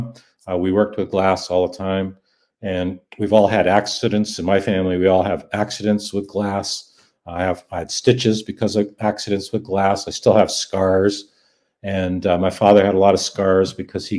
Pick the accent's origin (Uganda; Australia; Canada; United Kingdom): Canada; born or raised there; first language Dutch; English is a second language